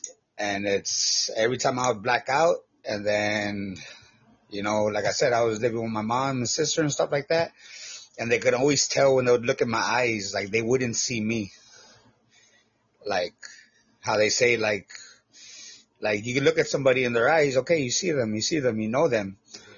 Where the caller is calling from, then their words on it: Texas, United States; I'm from Texas.